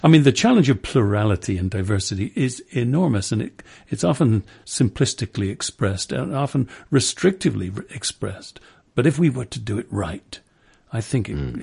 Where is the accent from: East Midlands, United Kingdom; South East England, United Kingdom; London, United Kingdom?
London, United Kingdom; as a Londoner